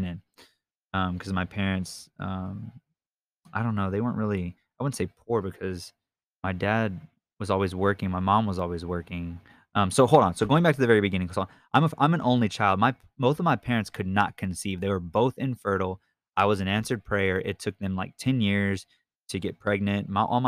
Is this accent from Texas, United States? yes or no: yes; Victoria, Texas, United States; also born or lived in Keller, Texas; We were already in Victoria, and I've lived in Victoria since I was in third grade. I was born in Keller, Texas, up by Fort Worth and by Dallas